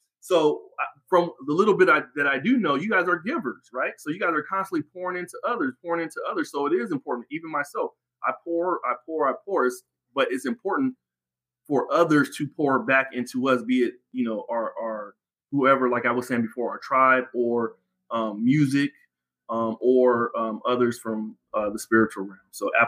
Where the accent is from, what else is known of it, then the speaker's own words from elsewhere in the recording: West Coast, United States; Again, I'm from the West Coast, so …, … is a must.